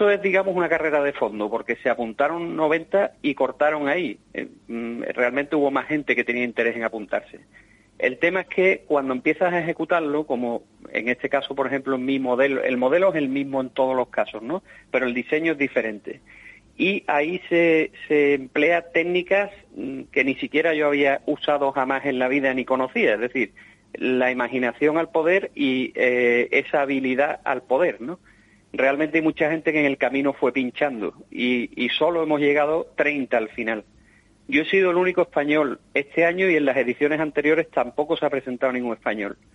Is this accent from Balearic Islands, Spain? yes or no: no; Andalusia, Spain; yo eso que decía Agustín del, guiño a mi tierra, ¿no?